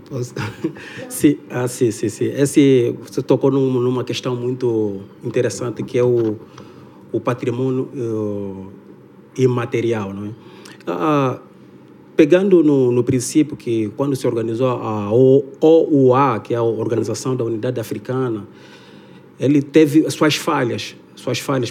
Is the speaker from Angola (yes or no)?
yes; Angola; moved away; eu sou angolano